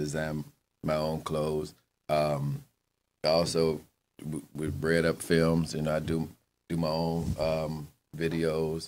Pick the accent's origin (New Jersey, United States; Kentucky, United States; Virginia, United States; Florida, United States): Virginia, United States; Richmond; moved away as an adult; now in Fredericksburg, United States; I moved to Fredericksburg from Richmond a couple years ago